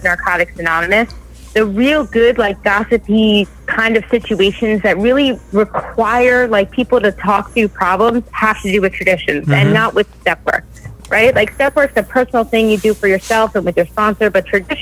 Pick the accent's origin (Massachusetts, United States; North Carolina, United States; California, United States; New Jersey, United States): New Jersey, United States; I'm from New Jersey